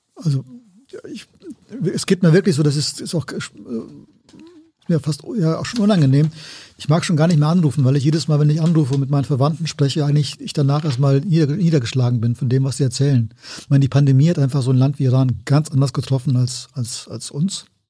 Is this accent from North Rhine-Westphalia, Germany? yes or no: yes; Siegen, North Rhine-Westphalia, Germany; moved away; also born or lived in Cologne; ich bin ja aufgewachsen in Siegen